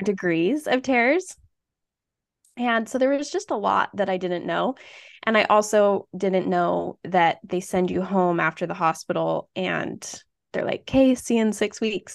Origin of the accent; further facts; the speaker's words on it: Utah, United States; moved away as an adult; now in Iowa, United States; I grew up in Utah, went to the same high school as Anna